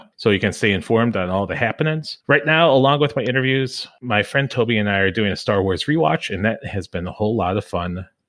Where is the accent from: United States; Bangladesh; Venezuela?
United States; Northeast McHenry County, Illinois